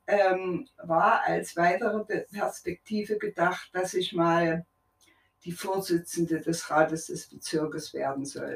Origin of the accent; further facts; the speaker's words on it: Leipzig, Saxony, Germany; Ich bin in Leipzig geboren, mitten im Krieg